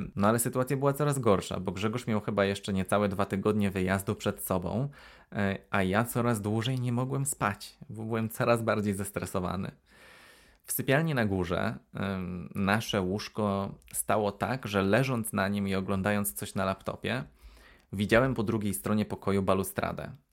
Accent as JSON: {"language": "Polish", "country": "Poland", "tie": "born or raised there", "also_born_or_lived": "Aberystwyth, Wales", "moved": "as an adult", "lives_now": "United Kingdom", "said": "w Polsce dorastałem w, w mieszkaniach mm, w takich kamienicach"}